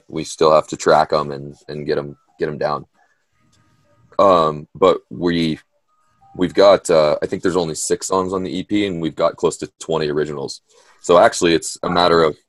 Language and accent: English; Oregon, United States; growing up in Oregon